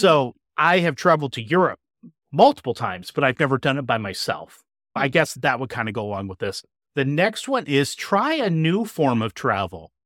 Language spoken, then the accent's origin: English; Indiana, United States; with the same group of teachers from my hometown in Indiana